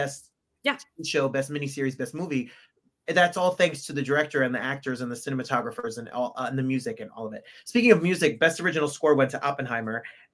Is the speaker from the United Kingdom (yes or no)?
yes; England, United Kingdom; accent: American; because I have an American accent here, but I am also English. And I'm really like, hello, I'm from England. But I put on an American accent for this podcast.